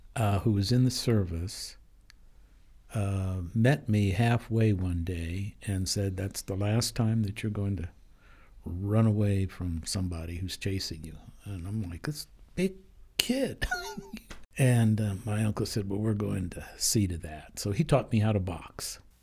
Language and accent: English; Denver, Colorado, United States; also born or lived in East Orange, New Jersey; I grew up in Denver. Um, I was conceived in Colorado. I was born in New Jersey.